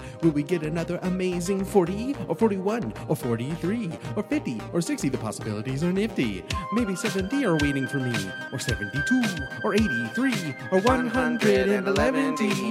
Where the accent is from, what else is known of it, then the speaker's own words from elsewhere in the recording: Virginia, United States; So what it's going to be is the house that we grew up in North Virginia, Cliff Rock Court.